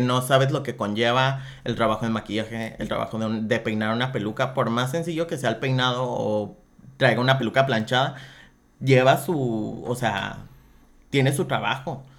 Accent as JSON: {"language": "Spanish", "town": "Guadalajara", "region": "Jalisco", "country": "Mexico", "tie": "born or raised there", "moved": "yes", "lives_now": "Tijuana, Mexico", "said": "yo soy de Guadalajara"}